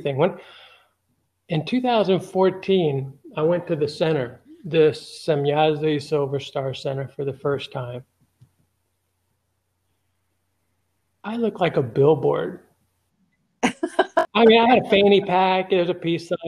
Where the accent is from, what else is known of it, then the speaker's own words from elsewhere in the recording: Los Angeles, California, United States; now in Alabama, United States; I'm from Los Angeles